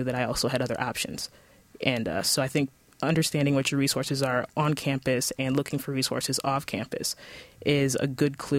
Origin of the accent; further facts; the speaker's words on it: Ann Arbor, Michigan, United States; I am from Ann Arbor. I grew up actually right on the edge of Ann Arbor and Ipsy